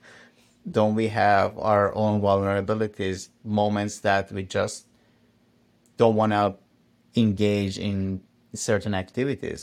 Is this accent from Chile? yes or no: no; Iran; moved away; I come from Iran